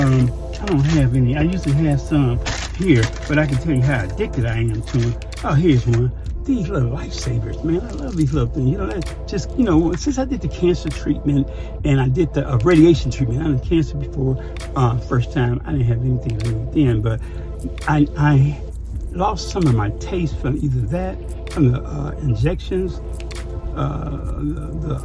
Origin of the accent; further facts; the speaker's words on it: Chicago, Illinois, United States; moved away; I'm from the South Side.